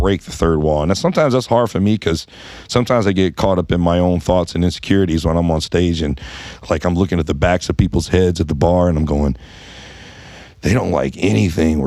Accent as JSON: {"language": "English", "town": "Baton Rouge", "region": "Louisiana", "country": "United States", "tie": "born or raised there", "said": "Growing up in Baton Rouge, you know, I was around a lot of the music and culture from New Orleans"}